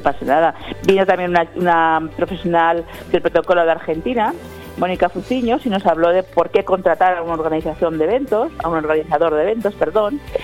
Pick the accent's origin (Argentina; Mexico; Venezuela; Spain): Spain; Valencian Community; de la comunidad valenciana